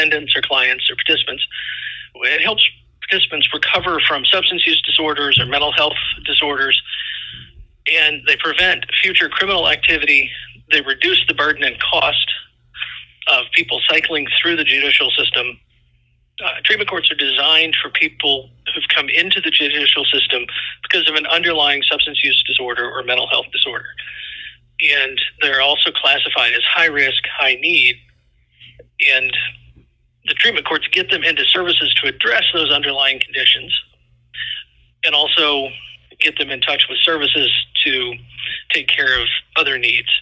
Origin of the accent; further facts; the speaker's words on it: Indiana, United States; also born or lived in Florida / Louisville, Kentucky; now in Iowa, United States; I was originally from Indiana